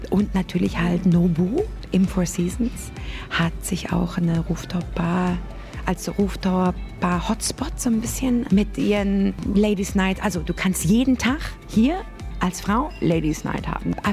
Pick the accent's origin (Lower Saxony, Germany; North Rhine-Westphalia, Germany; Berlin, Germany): Berlin, Germany; Also ich bin ja aus Berlin, die U-Bahn.